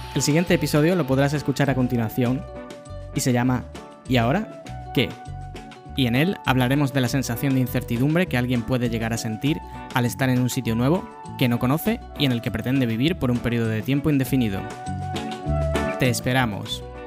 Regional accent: Cádiz, Andalusia, Spain; moved away as an adult; also born or lived in Seville, Spain / Madrid, Spain / Schaffhausen, Switzerland / Dublin, Ireland; fui de mi ciudad natal, que es Cádiz, en España

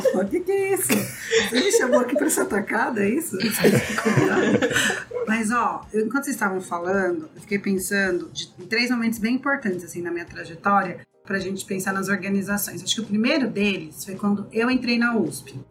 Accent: São Paulo, Brazil; Eu nasci e cresci em comunidades periféricas ali na Zona Leste

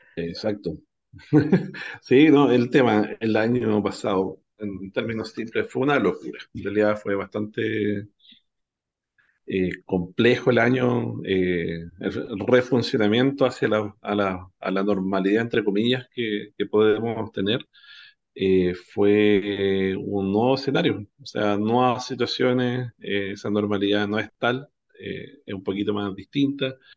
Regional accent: Chile

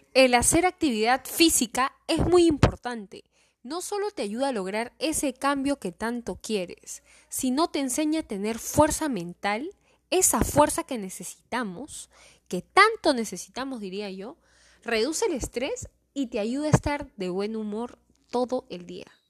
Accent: Callao, Peru; yo soy la Chalaca

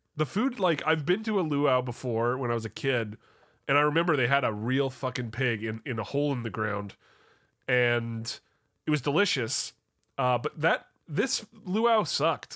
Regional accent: Canada; As a Canadian

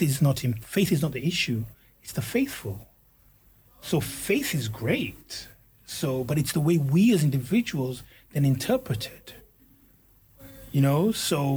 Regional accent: Nigeria; being Nigerian and being African, not even African, but Nigerian, is core to my culture.

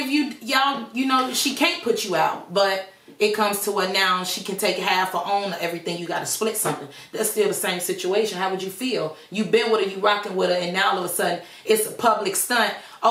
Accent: Chicago, Illinois, United States; now in Texas, United States; I'm from Chicago.

